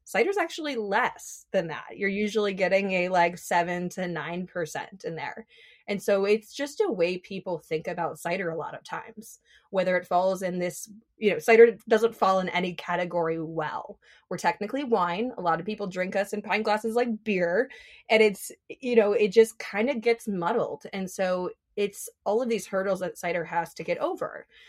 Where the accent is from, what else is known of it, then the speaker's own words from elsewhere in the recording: Minnesota, United States; moved away as an adult; now in Seattle, United States; I'm from Minnesota, and so when I moved to Seattle